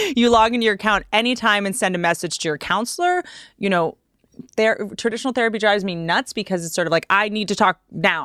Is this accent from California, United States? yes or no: no; Washington, District of Columbia, United States; I grew up in Washington, D C. I grew up around politicians